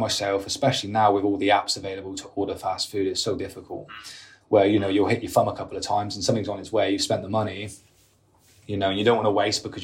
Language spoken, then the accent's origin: English; United Kingdom; being British, we drink and we want to go out and socialise